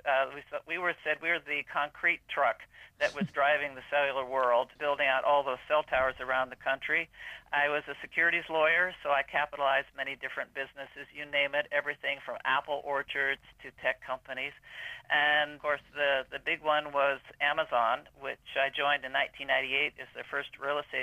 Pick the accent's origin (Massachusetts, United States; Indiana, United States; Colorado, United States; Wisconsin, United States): Colorado, United States; Colorado Springs; I grew up in Colorado Springs when it was a boom town